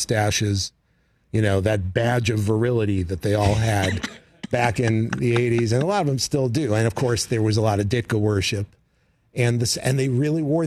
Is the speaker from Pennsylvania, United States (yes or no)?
no; New York, United States; moved away as an adult; I grew up in New York